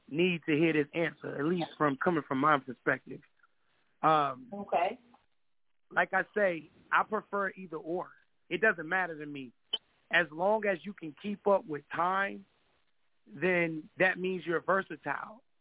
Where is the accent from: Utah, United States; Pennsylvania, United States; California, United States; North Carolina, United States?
North Carolina, United States; Kinston; Well, I'm from all over, but I'm originally from Kinston, North Carolina, K-Town. Yeah, for the ones that don't know, that's down there by the beach, Jacksonville way